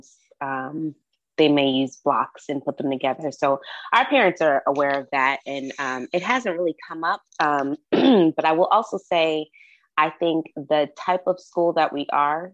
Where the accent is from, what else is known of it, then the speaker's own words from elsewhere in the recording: Massachusetts, United States; now in Georgia, United States; I grew up in Massachusetts where guns were not looked at as something to be played